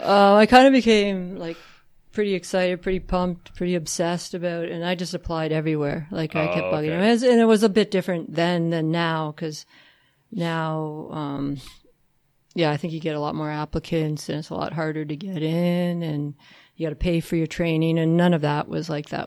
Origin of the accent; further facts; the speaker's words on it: London, Ontario, Canada; moved away; I'm from London, which isn't a firefighting place.